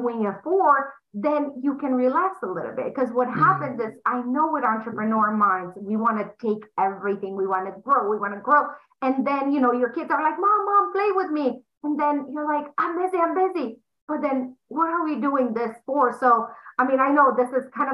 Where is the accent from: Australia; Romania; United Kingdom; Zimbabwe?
Romania; English is a second language; moved away as an adult; now in United States; I'm sure they're going to pick up on the accent. I'm from Romania. I came to US when I was 20 years old